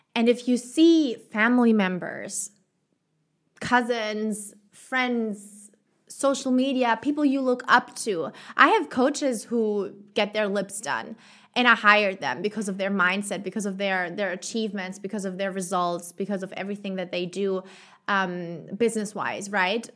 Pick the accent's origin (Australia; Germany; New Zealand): Germany; moved away as an adult; now in Chile; my home country, in Germany